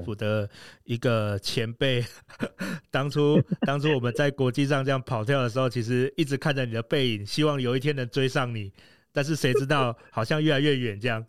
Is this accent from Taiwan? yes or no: yes; Taiwan; 我们台湾人